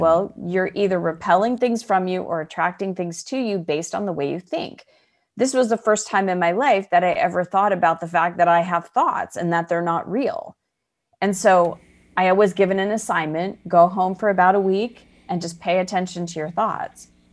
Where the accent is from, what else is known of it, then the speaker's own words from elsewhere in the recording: Arizona, United States; moved away as an adult; also born or lived in Chicago; I was born and raised in Arizona